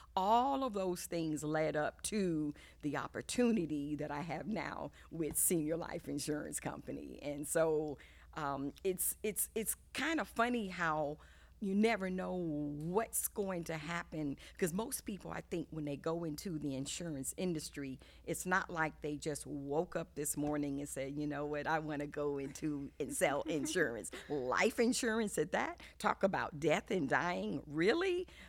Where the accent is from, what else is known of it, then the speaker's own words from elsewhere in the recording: Hampton, Virginia, United States; born there; also born or lived in Germany / Italy / Japan / Key West, Florida; I was born in Hampton, Virginia, and then we lived overseas a good portion of my formative years. We lived in Germany for 3 years. We lived in Italy for 4 years.